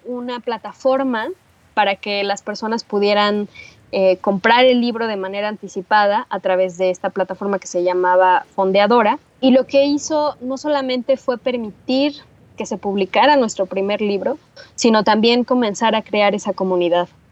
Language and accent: Spanish; Teotihuacán, State of Mexico, Mexico; yo crecí en Teotihuacán, que es esta zona arqueológica fabulosa que está en el Estado de México. Ahí pasé toda mi infancia y parte de mi adolescencia.